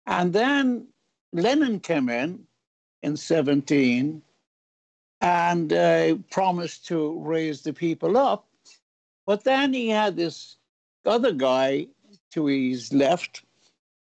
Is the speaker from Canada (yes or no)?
no; Ireland; now in United States; I'm not proud of being Irish